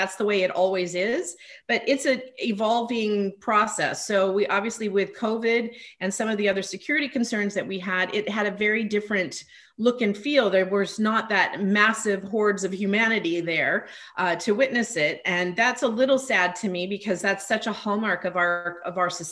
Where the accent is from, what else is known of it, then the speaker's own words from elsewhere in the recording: Northern California, United States; moved away as an adult; also born or lived in Washington, D.C. / Los Angeles; I grew up in Northern California, which is where I am now